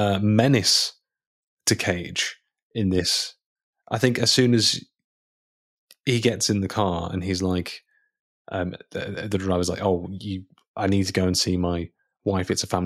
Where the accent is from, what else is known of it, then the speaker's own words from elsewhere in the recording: Boston, Massachusetts, United States; I'm from Boston.